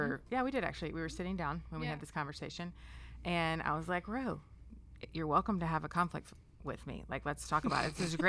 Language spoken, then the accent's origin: English; Memphis, Tennessee, United States; I have been in Memphis. I grew up in Memphis and went away for a while.